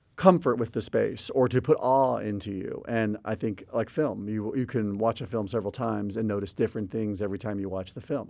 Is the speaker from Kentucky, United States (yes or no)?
no; Albuquerque, New Mexico, United States; moved away; also born or lived in Houston; I grew up in Albuquerque before moving to Houston.